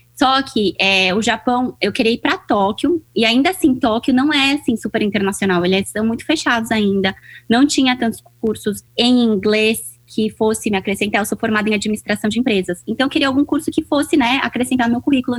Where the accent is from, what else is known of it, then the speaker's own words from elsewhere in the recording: São Paulo, Brazil; moved away as an adult; also born or lived in Japan / Hong Kong; now in Asia; Eu sou brasileira, sou paulista, mas moro aqui na Ásia há seis anos já